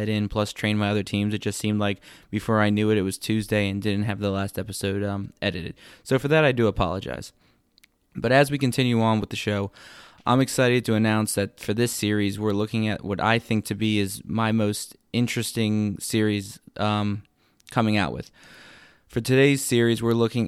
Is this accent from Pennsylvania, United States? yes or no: yes; Langhorne, Pennsylvania, United States; accent: Northeast; I'm originally from Langhorne, so right outside Philadelphia